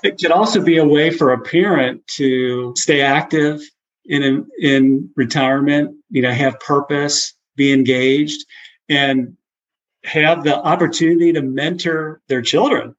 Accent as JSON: {"language": "English", "town": "Cincinnati", "region": "Ohio", "country": "United States", "tie": "born or raised there", "also_born_or_lived": "Baton Rouge / Houston / Chicago", "moved": "as an adult", "lives_now": "Tennessee, United States", "said": "I grew up in Cincinnati"}